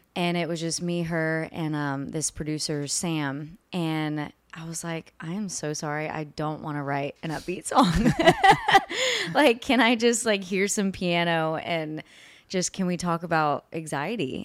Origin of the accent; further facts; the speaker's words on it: Houston, Texas, United States; now in Nashville, United States; I'm originally from Houston, Texas